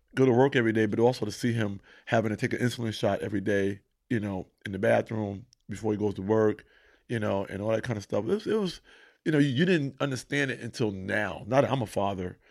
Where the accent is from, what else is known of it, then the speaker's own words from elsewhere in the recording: Mount Vernon, New York, United States; Not only was I from Mount Vernon, I'm from New York